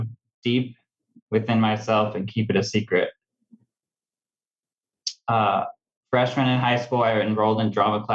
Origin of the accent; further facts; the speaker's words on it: Cottonwood, California, United States; now in Medford, United States; I was born and raised in Redding, California, specifically a small town called Cottonwood